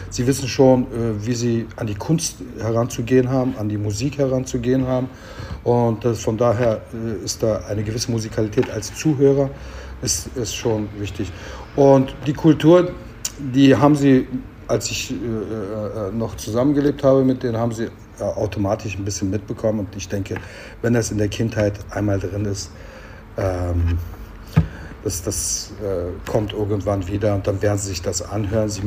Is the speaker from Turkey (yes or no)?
yes; Turkey; now in Germany; also ich habe mich ja immer als Türke gefühlt hier, aber es war als Türke ist Deutschland meine Heimat sozusagen. Ich kann mir nicht vorstellen, dass ich jetzt in Ankara leben kann oder in Istanbul leben kann.